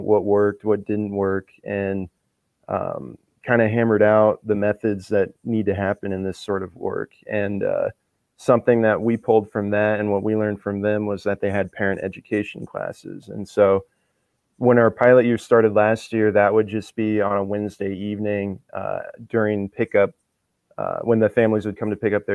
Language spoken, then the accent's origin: English; Rosebud, South Dakota, United States; I'm Lakota from Rosebud, and so we had a few words here and there in the house